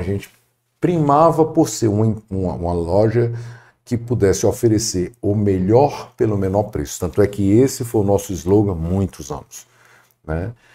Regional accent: Fortaleza, Ceará, Brazil; eu nasci em Fortaleza

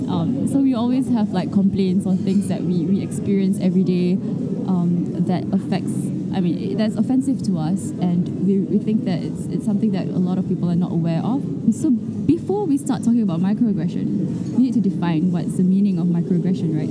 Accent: Singapore; living in Singapore, where we pride ourselves in being a multiracial

